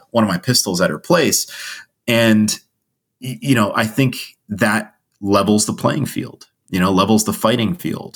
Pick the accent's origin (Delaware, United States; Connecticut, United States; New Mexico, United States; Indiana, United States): Connecticut, United States; I grew up in Connecticut